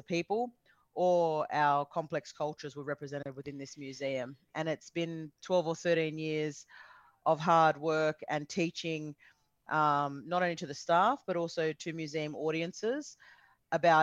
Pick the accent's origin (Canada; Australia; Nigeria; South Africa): Australia; Sydney, New South Wales; also born or lived in Coonamble, New South Wales; I was born on Gadigal country in Sydney, and from about the age of 5 years, I grew up between Sydney and a town called Canamble in Western New South Wales